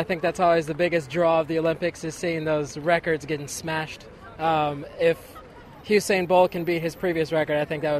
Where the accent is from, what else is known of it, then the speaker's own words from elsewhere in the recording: São Paulo, Brazil; now in Dallas, United States; I'm from Dallas, Texas. I was actually born and raised here in Brazil, São Paulo to be exact. But I've lived in the United States for close to 20 years now.